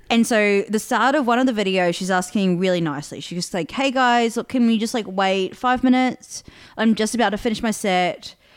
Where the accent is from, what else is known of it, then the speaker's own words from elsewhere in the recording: New Zealand; moved away; also born or lived in Adelaide, Australia; growing up in New Zealand